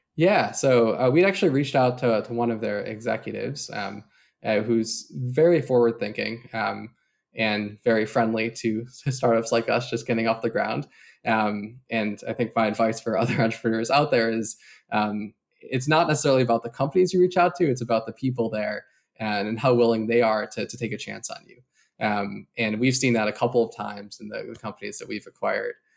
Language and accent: English; Chicago, Illinois, United States; moved away as an adult; now in San Francisco, United States; I grew up in the Chicago area